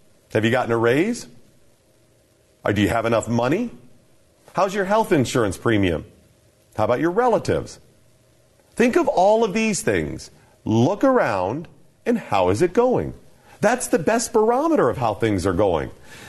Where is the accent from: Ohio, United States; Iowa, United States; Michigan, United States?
Ohio, United States; also born or lived in Alabama / Nevada / Virginia; I'm originally from Northeastern Ohio. I've lived in Alabama and Nevada and Virginia, all over the place.